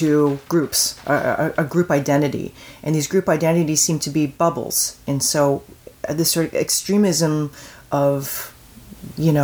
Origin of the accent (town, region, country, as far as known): Canada